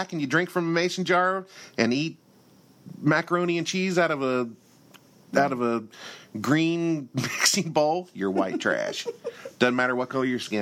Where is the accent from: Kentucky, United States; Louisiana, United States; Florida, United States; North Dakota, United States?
Kentucky, United States; I'm from Kentucky, and for us, drinking out of jars is pretty standard